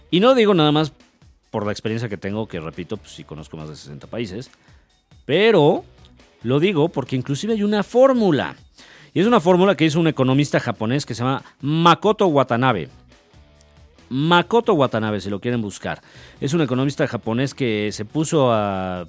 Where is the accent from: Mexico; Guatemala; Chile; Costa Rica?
Mexico; yo soy mexicano